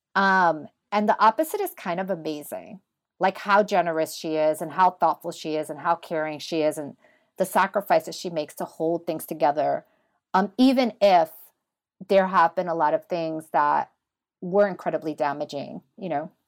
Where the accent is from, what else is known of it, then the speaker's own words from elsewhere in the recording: New York City, New York, United States; now in Pittsburgh, United States; I grew up in Washington Heights, New York City. I'm the daughter of Dominican immigrants